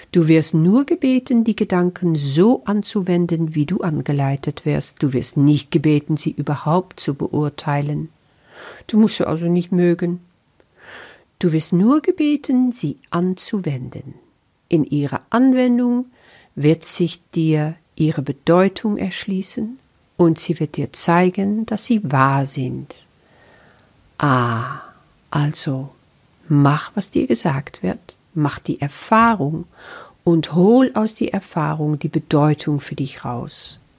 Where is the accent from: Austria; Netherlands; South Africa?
Netherlands; German is a second language; now in Germany; Das ist nun mal so als Niederländerin. Ich bin schon so lange in Deutschland, aber du wirst dich daran gewöhnen, dass mein Deutsch einfach nicht perfekt ist.